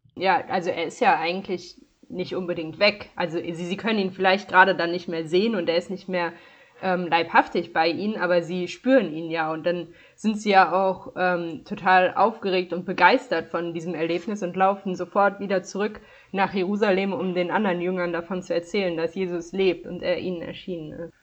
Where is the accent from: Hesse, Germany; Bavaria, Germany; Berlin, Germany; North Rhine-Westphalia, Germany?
North Rhine-Westphalia, Germany; Dormagen; ich komme aus Dormagen-Hackenbruch. Das ist äh, nördlich von Köln im Erzbistum Köln